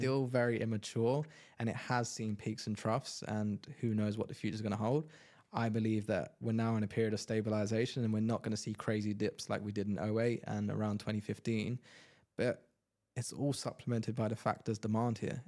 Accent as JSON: {"language": "English", "region": "London", "country": "United Kingdom", "moved": "as an adult", "lives_now": "Dubai, United Arab Emirates", "said": "I'm from London"}